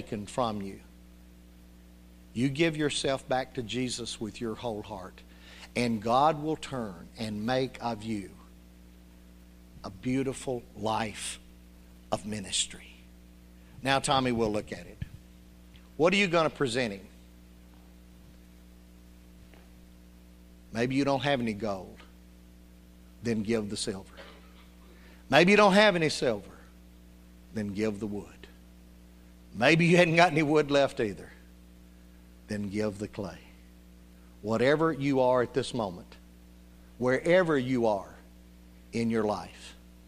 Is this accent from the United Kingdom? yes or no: no; Union City, United States; when I was growing up in Union City